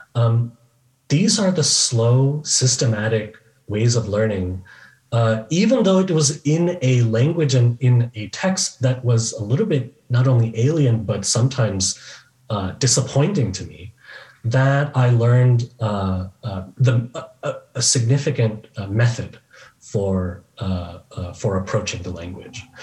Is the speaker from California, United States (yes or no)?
yes; Bay Area, California, United States; now in Chicago, United States; I grew up in the Bay Area in California